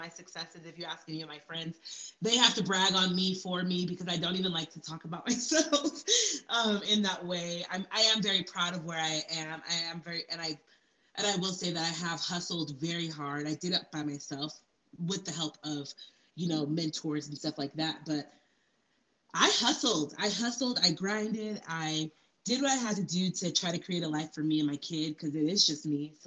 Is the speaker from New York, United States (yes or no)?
no; Salt Lake City, Utah, United States; I'm from Salt Lake City, born and raised